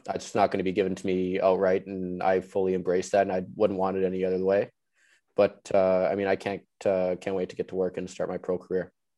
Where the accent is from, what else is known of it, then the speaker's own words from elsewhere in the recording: Vancouver, British Columbia, Canada; moved away; growing up in Vancouver